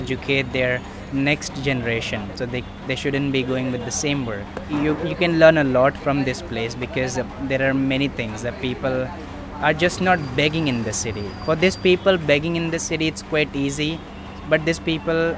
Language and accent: English; India; being born in India